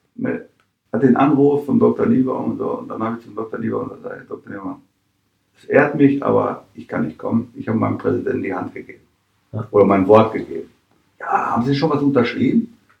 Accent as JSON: {"language": "German", "town": "Dortmund", "region": "North Rhine-Westphalia", "country": "Germany", "tie": "born or raised there", "also_born_or_lived": "Vienna, Austria", "moved": "as an adult", "lives_now": "Mönchengladbach, Germany", "said": "meine Heimatstadt, da wo ich als Kind in der Kurve saß oder stand"}